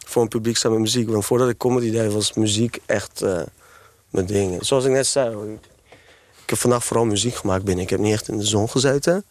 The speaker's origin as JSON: {"language": "Dutch", "town": "Amsterdam", "region": "North Holland", "country": "Netherlands", "tie": "born or raised there", "said": "Ik ben opgegroeid voornamelijk in Amsterdam-West"}